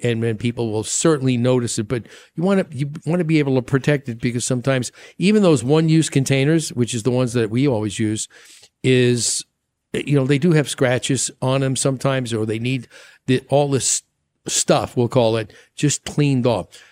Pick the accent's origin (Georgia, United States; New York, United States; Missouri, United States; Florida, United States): New York, United States; moved away; I grew up with that in New York